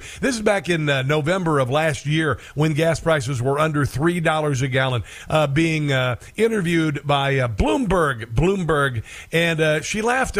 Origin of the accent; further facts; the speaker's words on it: Iowa, United States; I'm a Midwesterner. I'm from Iowa.